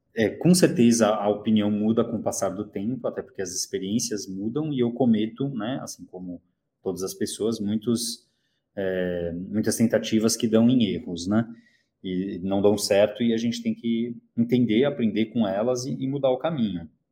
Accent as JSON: {"language": "Portuguese", "region": "São Paulo", "country": "Brazil", "tie": "born or raised there", "also_born_or_lived": "Cologne, Germany / South Korea", "said": "Eu moro em São Paulo, nasci em São Paulo, morei dois anos na Alemanha quando eu tinha 18 anos, em Colônia"}